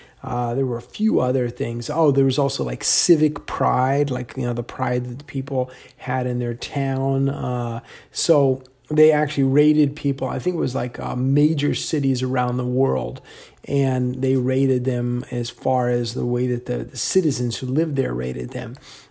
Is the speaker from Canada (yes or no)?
no; Virginia, United States; also born or lived in Ohio; So I, you know, I was born in Ohio, but I never really lived there. So I never really considered that my hometown because I grew up in Northern Virginia for most of my life.